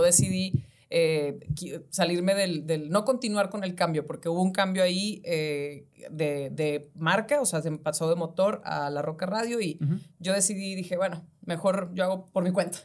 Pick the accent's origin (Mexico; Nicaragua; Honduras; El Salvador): Mexico; Ciudad Victoria, Tamaulipas; moved away; yo soy de Ciudad Victoria